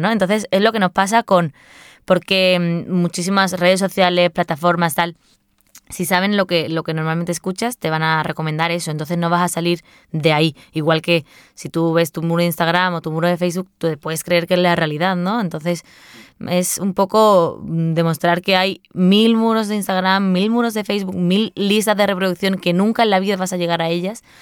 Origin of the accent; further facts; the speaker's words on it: Seville, Andalusia, Spain; soy de Sevilla y, y, vamos, me cría con la copla con mi madre y mi abuela a todo volumen en mi casa